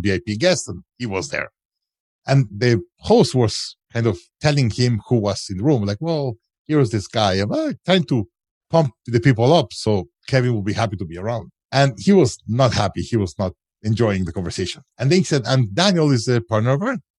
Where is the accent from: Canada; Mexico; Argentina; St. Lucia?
Mexico; moved away as an adult; also born or lived in United States; I'm originally from Mexico